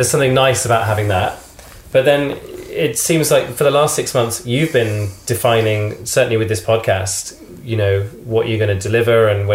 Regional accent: United Kingdom; as a Brit

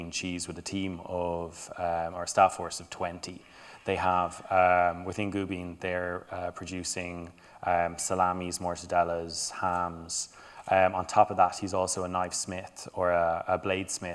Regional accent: Ireland; also born or lived in Denmark; being a white male growing up in Ireland

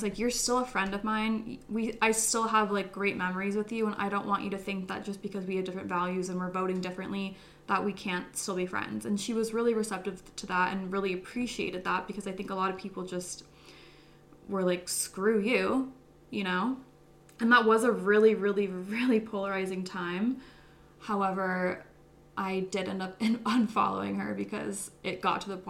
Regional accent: United States; I was American

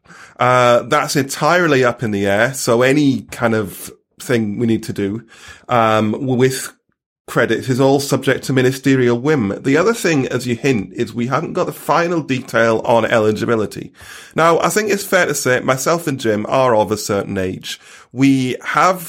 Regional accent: Stockton-on-Tees, North East England, United Kingdom; moved away; my hometown of Stockton-on-Tees

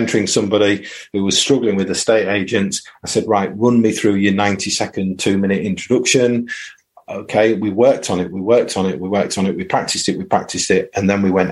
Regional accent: United Kingdom; also born or lived in East Riding of Yorkshire; we're British

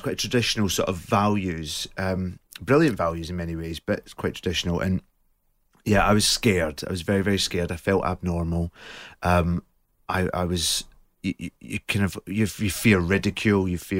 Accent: Scotland, United Kingdom; I think, I don't know whether it was different being in Scotland or not.

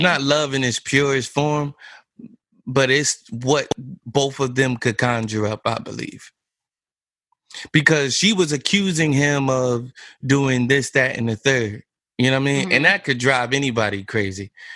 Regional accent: Neptune, New Jersey, United States; I grew up in Neptune

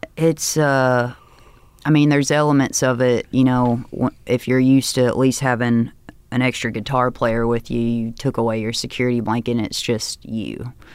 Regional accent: Hickman, Kentucky, United States; born or raised there; also born or lived in Union City, Tennessee / Murray, Kentucky

